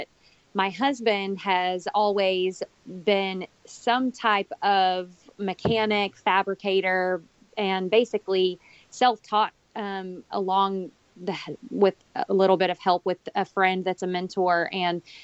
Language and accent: English; Corsicana, Texas, United States; moved away as an adult; now in Dubai, United Arab Emirates; we were really settled in Corsicana, where my hometown is